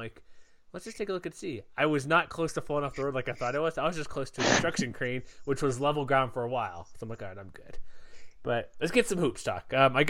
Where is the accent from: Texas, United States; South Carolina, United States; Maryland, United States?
Texas, United States; Houston; moved away; I grew up in Houston, Texas.